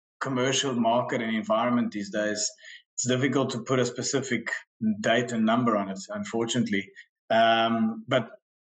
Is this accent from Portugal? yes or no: yes; Centro, Portugal; moved away; I was brought up in Portugal in a small town, small village right in the middle of the country. I arrived there, without parents